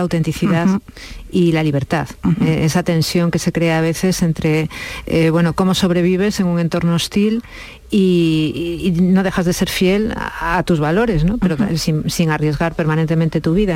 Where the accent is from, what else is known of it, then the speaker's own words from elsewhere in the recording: León, Castile and León, Spain; now in Ciudad Real, Spain; Yo vivo en Ciudad Real y mi madre en, León, somos de León